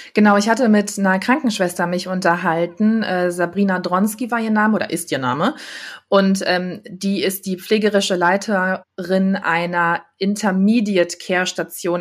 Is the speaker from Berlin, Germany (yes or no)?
no; Düsseldorf, North Rhine-Westphalia, Germany; bin auch gebürtige Düsseldorferin